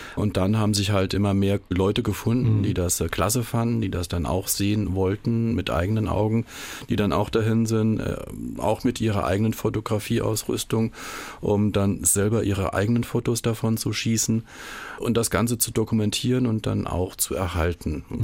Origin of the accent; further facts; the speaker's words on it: Saarland, Germany; bei uns im Saarland